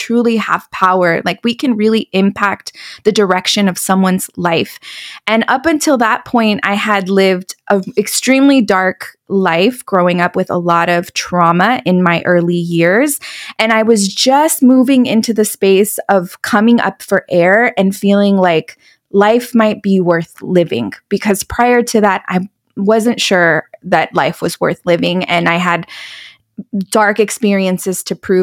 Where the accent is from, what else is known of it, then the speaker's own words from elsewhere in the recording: California, United States; moved away as an adult; also born or lived in Dallas, Texas; move from Dallas back to my hometown in California